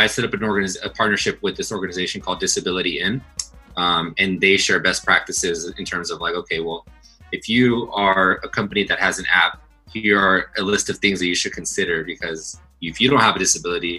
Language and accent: English; Los Angeles, California, United States; I'm from Los Angeles, I'm Latino, I'm very Mexican.